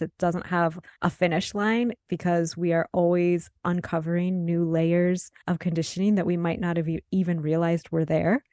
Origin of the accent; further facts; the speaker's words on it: Midwest, United States; moved away; I was born and raised in the Midwest, and I'm living in the Midwest again